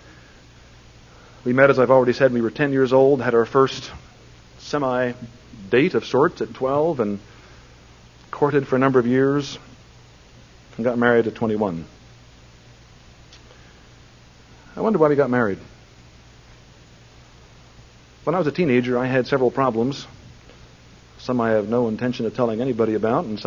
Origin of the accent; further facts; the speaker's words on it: Plymouth Meeting, Pennsylvania, United States; I was raised in Plymouth Meeting, Pennsylvania